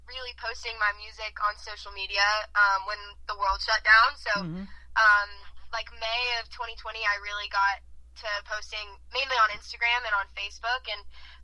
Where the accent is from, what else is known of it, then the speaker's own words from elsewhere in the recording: Cumming, Georgia, United States; also born or lived in Greensboro, Georgia; I'm born and raised in Cumming, Georgia, which is north of Atlanta, and that's where I spent a lot of my childhood